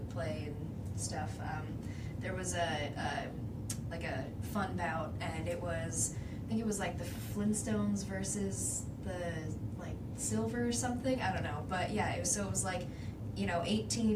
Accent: Dallas, Pennsylvania, United States; I'm from Dallas

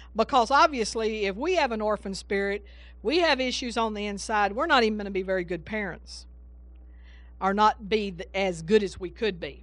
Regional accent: Texas, United States; I'm from Texas

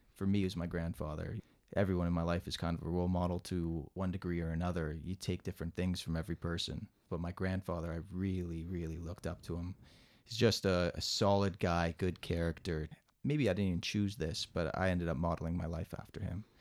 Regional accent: Mississauga, Ontario, Canada; born and raised in Mississauga

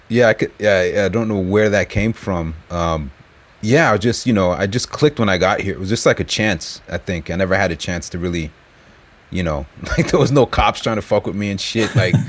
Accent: New York, United States; moved away as an adult; now in Japan; we're both from New York

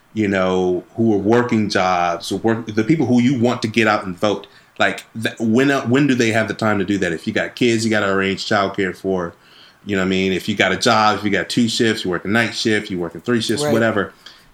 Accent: Wisconsin, United States; my home state of Wisconsin

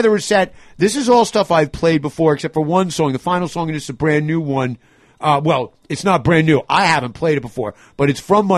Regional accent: New York City, New York, United States; moved away; I grew up in New York City

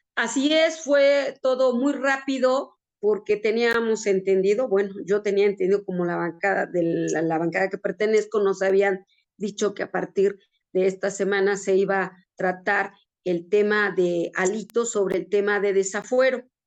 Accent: Ajalpan, Puebla, Mexico; soy oriunda de la cabecera distrital, que es el municipio Ajalpan

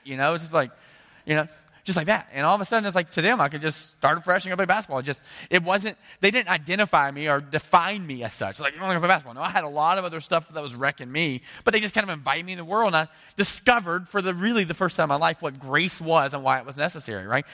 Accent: United States; as an American

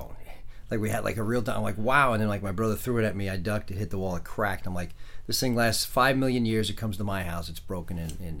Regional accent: New York City, New York, United States; moved away as an adult; also born or lived in Brooklyn, New York / Syosset, Long Island, New York / Boston, Massachusetts; So I was born in Brooklyn, and I 2 years old, we moved to Queens. I lived in Queens, a place called Laurelton, Queens. I was one of very few white families in the neighborhood

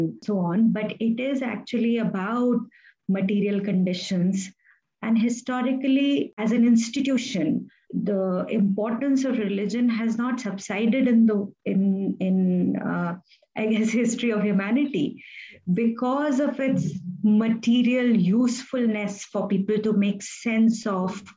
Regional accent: Delhi, India; as a child growing up in Delhi

